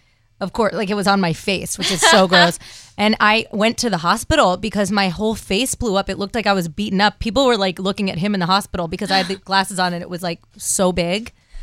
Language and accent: English; Connecticut, United States; moved away as an adult; also born or lived in Los Angeles / New York; now in Nashville, United States; We grew up together in Connecticut. We moved out to LA together, New York, LA, here.